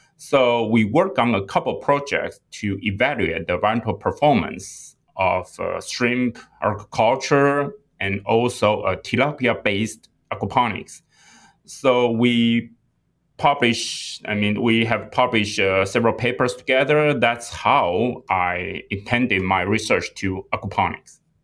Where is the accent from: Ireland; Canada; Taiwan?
Taiwan; moved away as an adult; also born or lived in England / Singapore; now in United States; I was born and raised in Taiwan